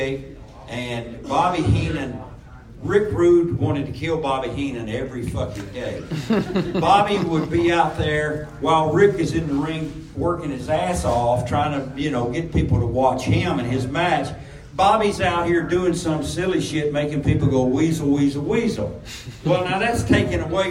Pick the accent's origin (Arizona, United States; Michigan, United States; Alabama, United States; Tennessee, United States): Tennessee, United States; Memphis; growing up around Memphis